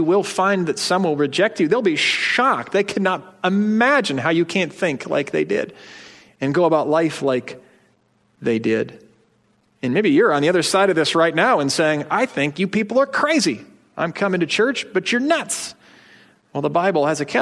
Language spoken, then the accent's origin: English; United States; as energetic American citizens